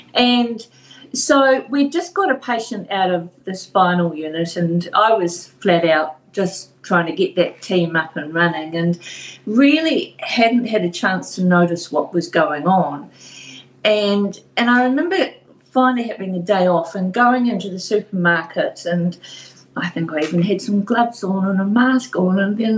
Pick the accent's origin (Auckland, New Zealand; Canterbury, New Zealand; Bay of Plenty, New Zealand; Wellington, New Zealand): Bay of Plenty, New Zealand; Tauranga